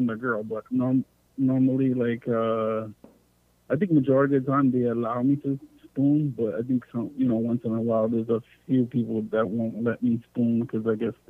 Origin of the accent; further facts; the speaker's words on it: New York, United States; I'm from New York.